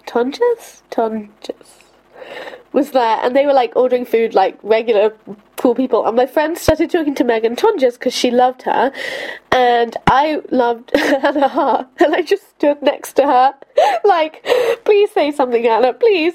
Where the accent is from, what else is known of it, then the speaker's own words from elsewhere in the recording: London, United Kingdom; growing up in London